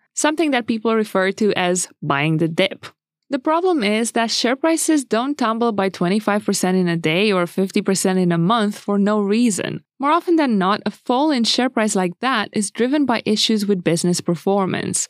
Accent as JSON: {"language": "English", "country": "Romania", "moved": "yes", "said": "Romania, my home country"}